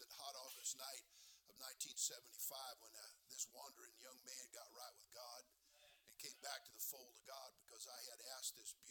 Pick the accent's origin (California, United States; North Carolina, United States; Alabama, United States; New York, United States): California, United States; I'm from California